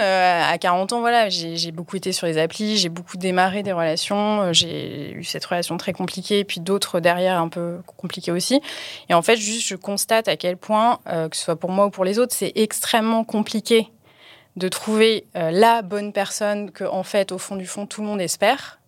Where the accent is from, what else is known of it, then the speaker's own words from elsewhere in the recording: Paris, Île-de-France, France; moved away as an adult; now in Aix-en-Provence, France; J'étais parisienne. Je suis arrivée à Aix euh, en Provence il y a un, à peu près un an.